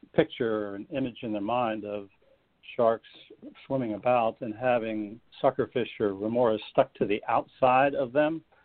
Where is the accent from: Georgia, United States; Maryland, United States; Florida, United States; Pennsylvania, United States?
Florida, United States; as a child growing up in Florida